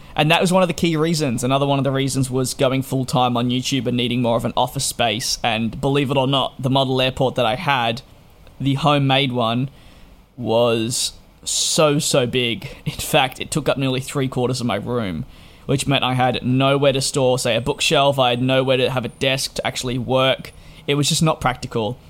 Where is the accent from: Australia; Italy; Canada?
Australia; being an Australian